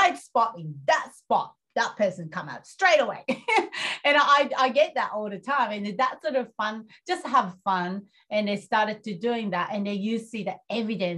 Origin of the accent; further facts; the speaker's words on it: Japan; moved away; I'm coming from Japan